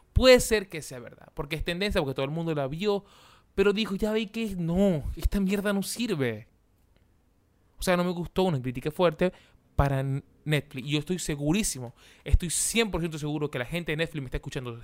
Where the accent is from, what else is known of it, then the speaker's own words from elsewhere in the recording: Venezuela; moved away; los venezolanos nosotros que estamos afuera del país